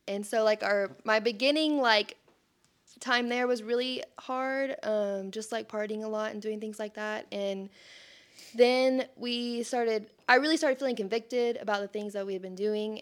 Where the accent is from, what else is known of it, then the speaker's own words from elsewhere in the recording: Sherman, Texas, United States; I'm born and raised in Sherman